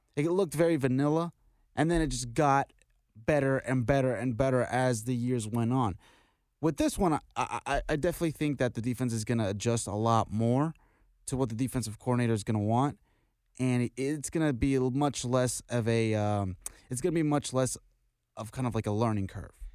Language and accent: English; Texas, United States; now in Stillwater, United States; I'm from Texas